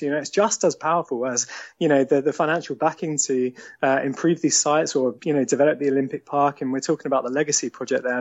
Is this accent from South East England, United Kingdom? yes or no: yes; Eastbourne, South East England, United Kingdom; born or raised there; moved away as an adult; also born or lived in London; now in Sevenoaks, United Kingdom